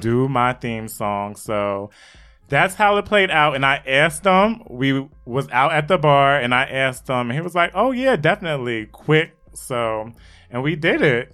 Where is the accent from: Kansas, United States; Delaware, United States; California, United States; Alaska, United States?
Delaware, United States; Wilmington; I live, I'm from Wilmington, Delaware, so I was close to Philly